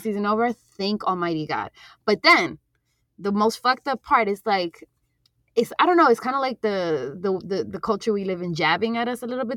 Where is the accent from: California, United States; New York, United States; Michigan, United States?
New York, United States; New York City; I grew up in Jackson Heights, Queens